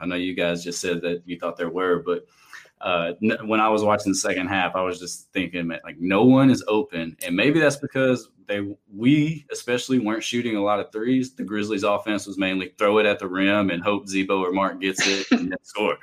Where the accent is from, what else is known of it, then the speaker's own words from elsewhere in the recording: Columbia, Tennessee, United States; where we grew up in Columbia, Tennessee